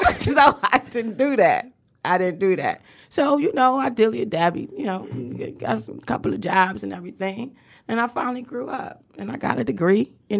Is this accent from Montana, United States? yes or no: no; Detroit, Michigan, United States; I grew up on Linwood.